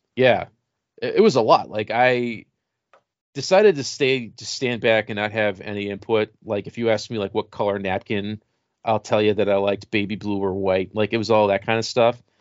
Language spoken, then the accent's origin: English; Rochester, United States; we had Young Life where I grew up in Rochester